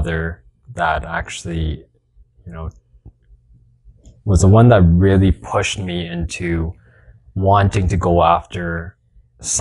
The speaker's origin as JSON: {"language": "English", "town": "Edmonton", "region": "Alberta", "country": "Canada", "tie": "born or raised there", "said": "born and raised in Edmonton"}